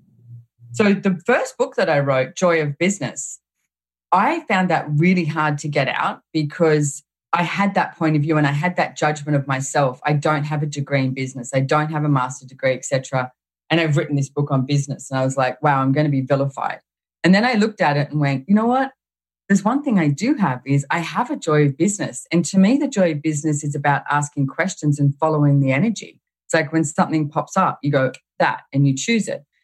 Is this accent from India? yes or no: no; Australia; I found myself in Houston, Texas, as an Australian